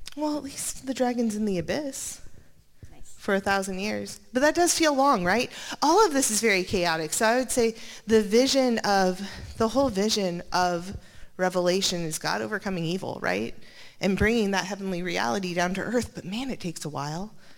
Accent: Montana, United States; I was born in Montana

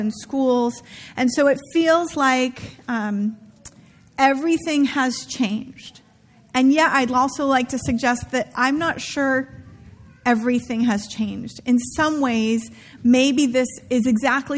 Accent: Santa Rosa, California, United States; where I grew up in Santa Rosa

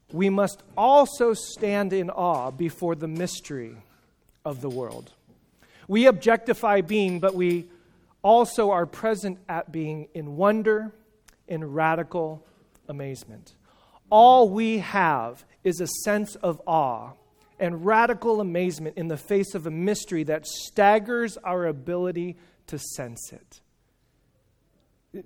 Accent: California, United States; I'm from California

